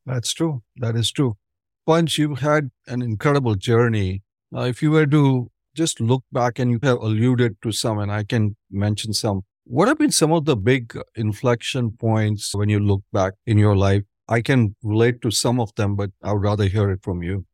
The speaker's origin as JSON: {"language": "English", "town": "Ahmedabad", "region": "Gujarat", "country": "India", "moved": "yes", "said": "I'm originally from Ahmedabad, Punj."}